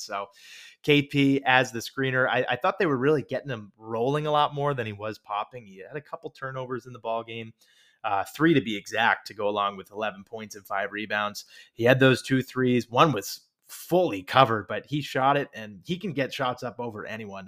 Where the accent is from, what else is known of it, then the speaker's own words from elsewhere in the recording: New Hampshire, United States; I'm from New Hampshire.